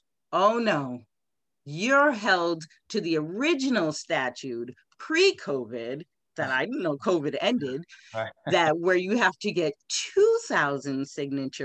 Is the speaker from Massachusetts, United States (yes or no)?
yes; Randolph, Massachusetts, United States; my hometown Randolph number three